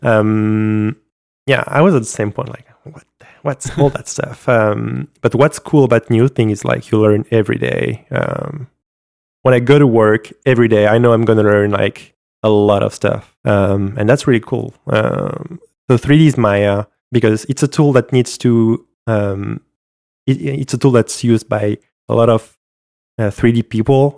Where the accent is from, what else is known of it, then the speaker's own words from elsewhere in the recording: France; accent: French; English is a second language; my French accent